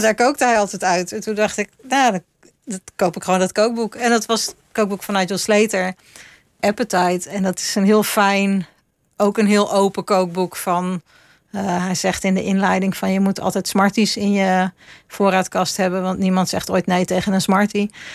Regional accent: Utrecht, Netherlands; moved away as an adult; also born or lived in London; now in Leiden, Netherlands; toen kon ik in Utrecht gaan wonen waar ik vandaan kwam

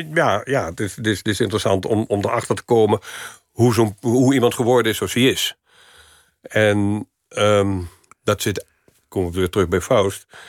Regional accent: Venlo, Limburg, Netherlands; moved away; in de provincie, ehm, waar niks was in Venlo waar ik opgroeide

